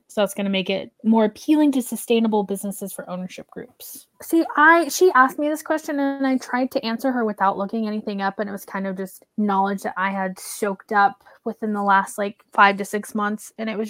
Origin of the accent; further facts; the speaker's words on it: Oklahoma, United States; as someone who grew up in the, Oklahoma is considered either the Midwest or the South